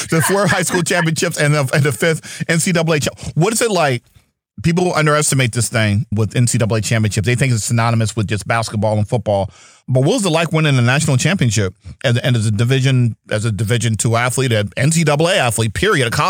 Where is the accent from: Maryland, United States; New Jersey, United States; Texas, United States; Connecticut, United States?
New Jersey, United States; Princeton; I grew up in Princeton, and so I've seen a lot